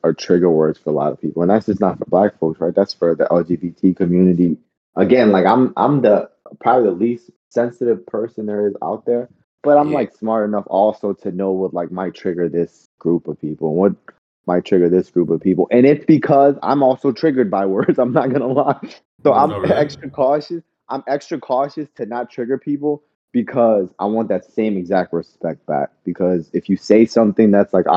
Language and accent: English; New Orleans, Louisiana, United States; moved away; I grew up in New Orleans, which is highly populated by Black folks